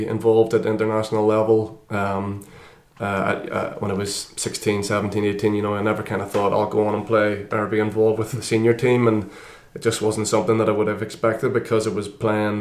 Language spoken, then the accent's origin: English; Northern Ireland, United Kingdom; I grew up in Northern Ireland